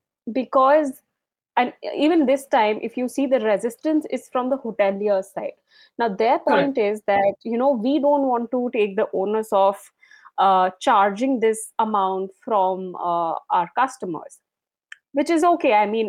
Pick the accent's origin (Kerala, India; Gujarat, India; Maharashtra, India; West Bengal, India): West Bengal, India; Darjeeling; I'm being from Darjeeling, you know how things have changed over time, and definitely overcrowding is an issue here.